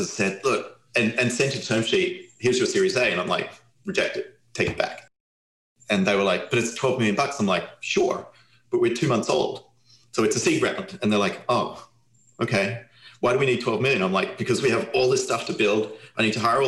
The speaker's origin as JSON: {"language": "English", "country": "Australia", "moved": "yes", "lives_now": "United States", "said": "I'm Australian."}